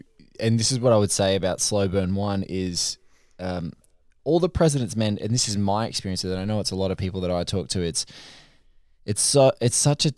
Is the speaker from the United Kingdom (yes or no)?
no; Australia; the only annoying thing for me as an Australian is that I can't see the damn show.